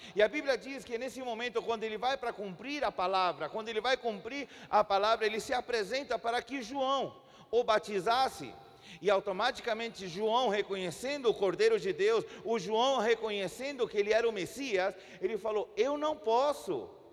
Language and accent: Portuguese; Chile; Portuguese is a second language; also born or lived in Brazil / Santiago, Chile; somos nascidos no Chile. Chile e moramos alguns anos aqui no Brasil, mas já fazem 12 anos que nós estamos de volta no nosso país.